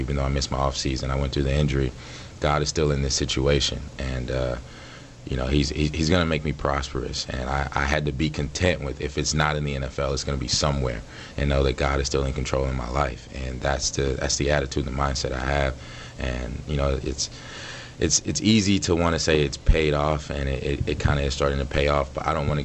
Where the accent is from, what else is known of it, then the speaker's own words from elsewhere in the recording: Dallas, Texas, United States; moved away as an adult; also born or lived in Jackson, Mississippi / Atlanta, Georgia / Houston, Texas / Stanford, California; now in Green Bay, United States; I believe it was in kindergarten when we moved to Dallas, and been in Dallas ever since